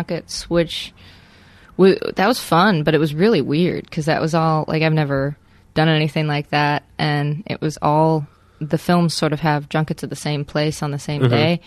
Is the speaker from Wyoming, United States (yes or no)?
yes; Wyoming, United States; I'm from Wyoming, so not too far away, and none of my family actually lives in Wyoming